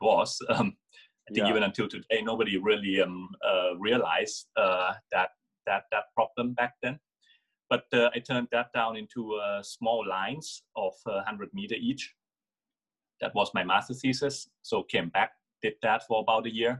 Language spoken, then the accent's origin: English; Thailand; also born or lived in Germany; I grew up in Thailand.